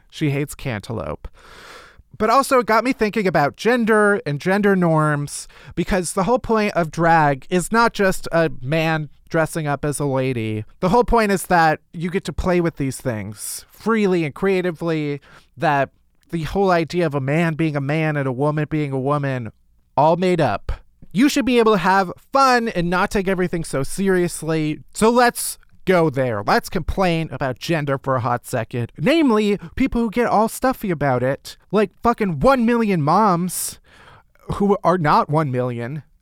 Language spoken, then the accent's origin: English; the South, United States; Now I'm from the South, honey.